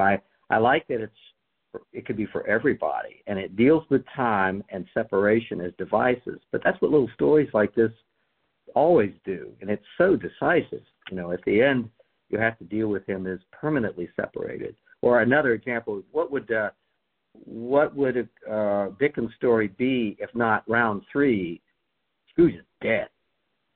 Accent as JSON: {"language": "English", "country": "United States", "said": "as an American"}